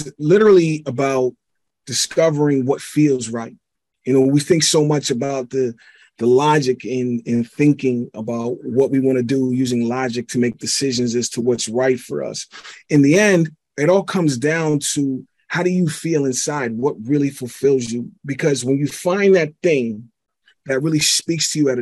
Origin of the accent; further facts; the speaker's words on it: Pittsburgh, Pennsylvania, United States; I'm originally from Pittsburgh, PA. And, you know, my parents, they didn't get along